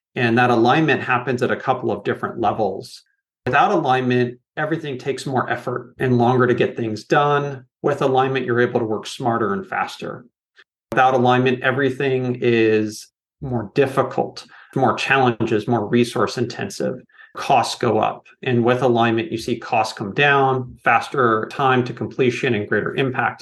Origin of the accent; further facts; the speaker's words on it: Silicon Valley, California, United States; now in Portland, United States; growing up in Silicon Valley